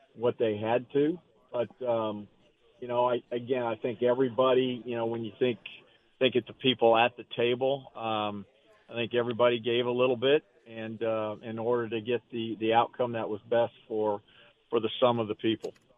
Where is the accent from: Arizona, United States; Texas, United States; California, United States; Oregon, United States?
Arizona, United States; Growing up in in Arizona